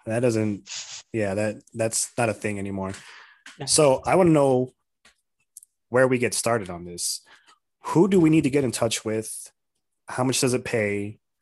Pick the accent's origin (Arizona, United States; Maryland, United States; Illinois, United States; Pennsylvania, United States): Arizona, United States; Tucson; moved away as an adult; now in Casa Grande, United States; I'm from Tucson. I live in Casa Grande now